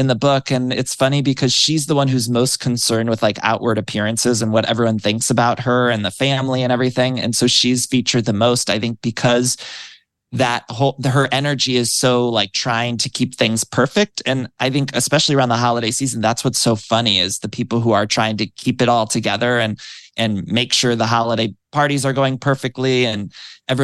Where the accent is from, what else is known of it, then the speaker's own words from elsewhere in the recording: Midwest, United States; growing up in the Midwest